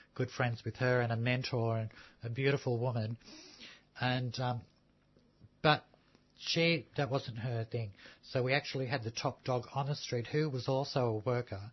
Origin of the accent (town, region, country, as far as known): Melbourne, Victoria, Australia; born or raised there; also born or lived in Sydney